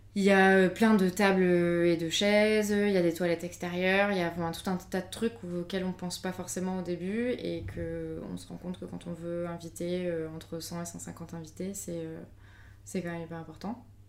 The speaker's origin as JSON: {"language": "French", "town": "Avignon", "region": "Provence-Alpes-Côte d'Azur", "country": "France", "said": "moi je viens d'Avignon"}